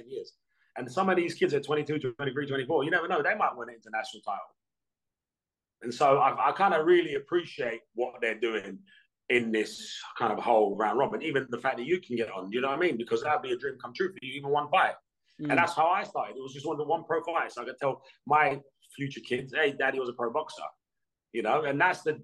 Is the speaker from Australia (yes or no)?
no; Hounslow, London, United Kingdom; growing up in Hounslow